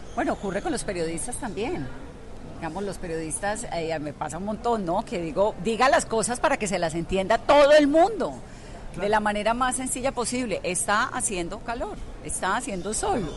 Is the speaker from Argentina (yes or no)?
no; Colombia; nosotros los colombianos